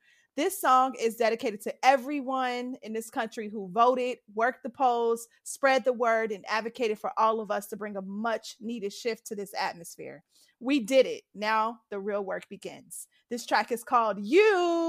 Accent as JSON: {"language": "English", "town": "Cincinnati", "region": "Ohio", "country": "United States", "tie": "born or raised there", "said": "I'm from Cincinnati. Right. I grew up in Hamilton County."}